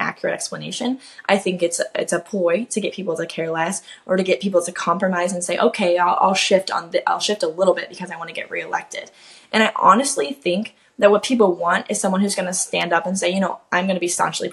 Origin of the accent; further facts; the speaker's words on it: Kansas, United States; now in Florida, United States; I'm a Kansas native, so that's actually super close to home. I'm from Kansas, I live in Florida now